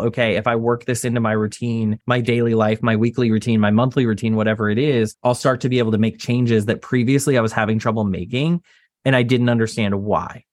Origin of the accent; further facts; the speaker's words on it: Texas, United States; I grew up in Texas